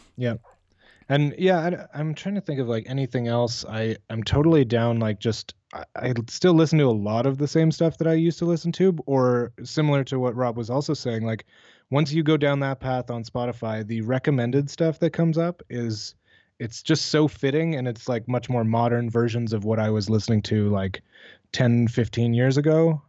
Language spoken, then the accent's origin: English; Canada